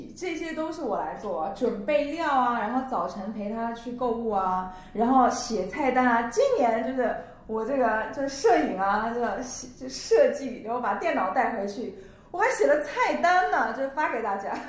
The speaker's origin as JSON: {"language": "Chinese", "region": "northern China", "country": "China", "moved": "yes", "lives_now": "Shanghai, China", "said": "因为我在北方嘛，家里供暖，不像上海。"}